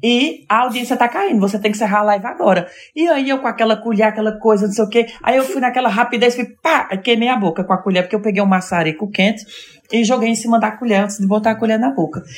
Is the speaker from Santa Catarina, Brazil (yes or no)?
no; Farias Brito, Ceará, Brazil; accent: sotaque mais puxado que o de Fortaleza; now in Paris, France; Eu sou do Cariri cearense, porque eu falo Cariri. Cariri, na verdade, minha cidade é Farias Brito